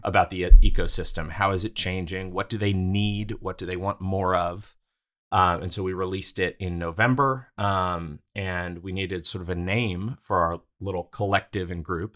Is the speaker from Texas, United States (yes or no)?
yes; Houston, Texas, United States; moved away as an adult; also born or lived in Brooklyn, New York; my hometown of Houston